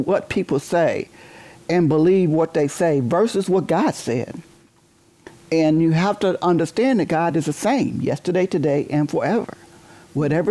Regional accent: Detroit, Michigan, United States; I was born in Detroit, and I grew up in Detroit.

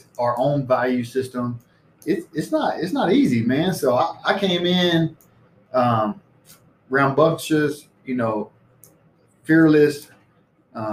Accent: Alabama, United States; moved away as an adult; also born or lived in Misawa, Japan; Alabama, where I grew up with my friends

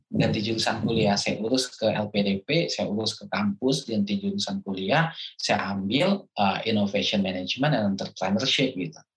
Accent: Minangkabau, West Sumatra, Indonesia; sebagai orang Minang

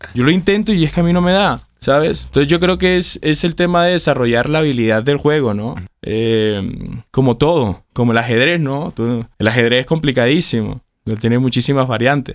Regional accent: Colombia; yo crecí con los acá en Colombia

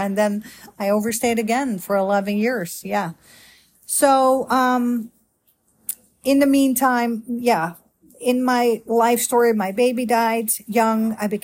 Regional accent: Netherlands; moved away as an adult; now in Grapevine, United States; I am a Dutch girl, born and raised in Holland

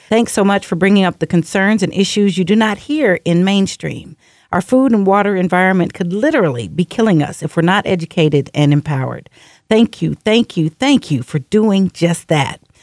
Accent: Seattle, Washington, United States; also born or lived in Alaska; my hometown, Seattle, is a very progressive city

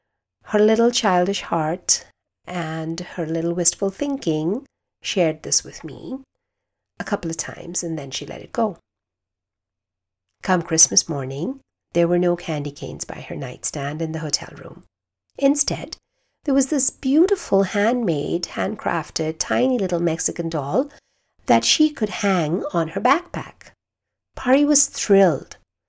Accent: India; also born or lived in Kuwait; growing up in India and in Kuwait.

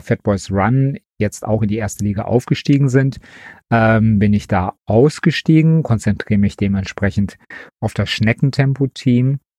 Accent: Wesel, North Rhine-Westphalia, Germany; now in Leverkusen, Germany; Ich bin geboren in Wesel, wohne aber mittlerweile in Leverkusen

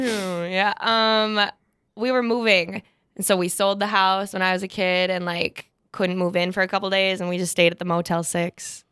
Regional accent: Fargo, North Dakota, United States; I'm from Fargo, born and raised

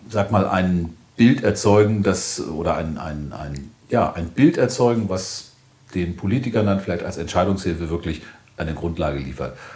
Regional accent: Hamburg, Germany; du mich das als Hamburger? Ist schwierig

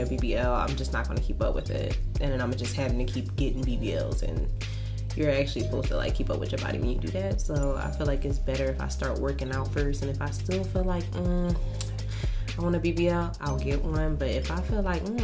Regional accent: Philadelphia, Pennsylvania, United States; I am from Philly.

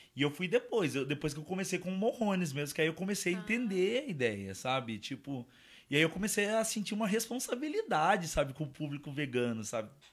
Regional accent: São Paulo, Brazil; now in Jundiaí, Brazil; a minha família é de lá, eu não sou, né? Eu sou, eu sou paulistano

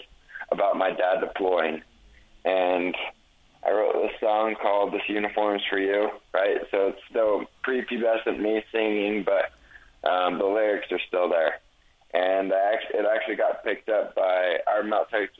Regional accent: Utah, United States; I'm from Utah

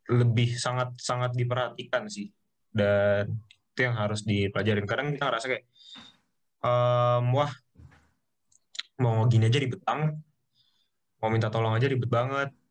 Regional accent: Jakarta, Indonesia; lah SMA di Jakarta uh, eh, Kanisius yeah. cukup pede waktu masuk uh, kuliah hari-hari pertama kayak ya lah gue dari Jakarta sekolah gue cukup ini ya bisa lah survive di sini gitu

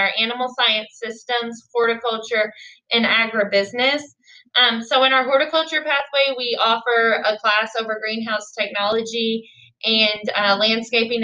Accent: Bullitt County, Kentucky, United States; also born or lived in Murray, Kentucky; I am from here. I'm from Bullitt County. I grew up on a cattle farm

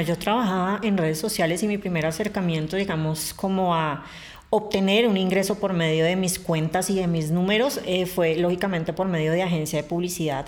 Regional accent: Bogotá, Colombia; yo soy bogotana de nacimiento

